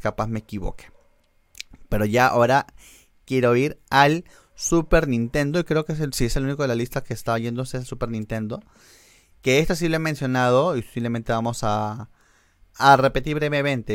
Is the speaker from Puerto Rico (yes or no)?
no; Argentina; yo soy un argentino